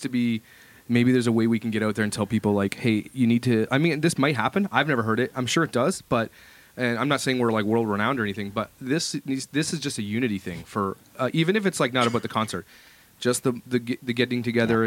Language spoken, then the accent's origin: English; Ottawa, Ontario, Canada; moved away; I come from Ottawa, and Ottawa is a pretty big city for churches as well